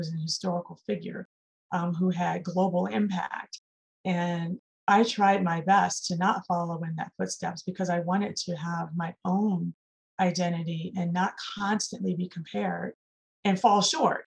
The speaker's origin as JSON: {"language": "English", "town": "Chicago", "region": "Illinois", "country": "United States", "said": "I'm from Chicago"}